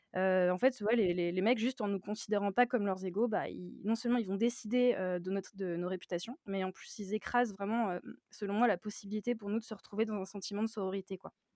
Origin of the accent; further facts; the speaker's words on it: Nantes, Pays de la Loire, France; j'ai 29 ans, je suis de Nantes